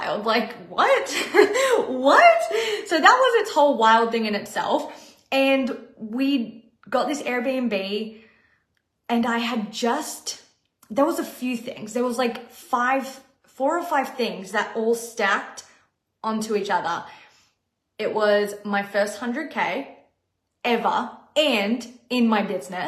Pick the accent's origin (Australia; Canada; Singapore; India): Australia; moved away as an adult; now in Los Angeles, United States; I was being flown to my home country to perform on tour on a dream job and get to see my family.